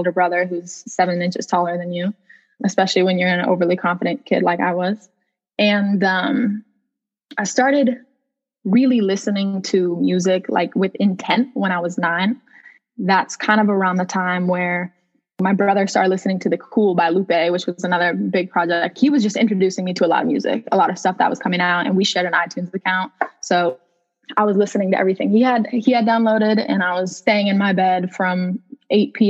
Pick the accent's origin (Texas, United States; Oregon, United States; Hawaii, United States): Oregon, United States; Lake Oswego; also born or lived in Portland, Oregon; my family moved to a suburb called Lake Oswego